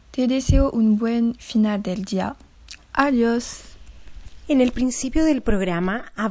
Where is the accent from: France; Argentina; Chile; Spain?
France; Spanish is a second language; soy francesa, tengo 15 años y soy estudiante de secundaria.